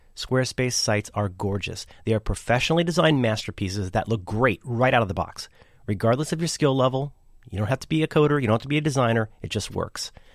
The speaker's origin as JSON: {"language": "English", "region": "Ohio", "country": "United States", "said": "I'm from Ohio"}